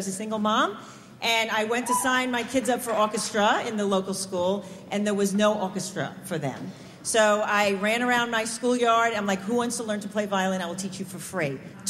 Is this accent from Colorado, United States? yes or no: no; Long Island, New York, United States; moved away as an adult; now in Los Angeles, United States; I'm from Long Island